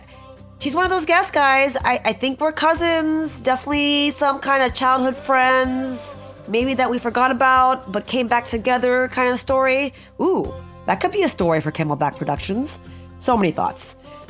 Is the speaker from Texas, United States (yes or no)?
yes; Houston, Texas, United States; now in Dallas, United States; So I just moved to Dallas. I'm from Houston. We move around a lot because of my husband's job.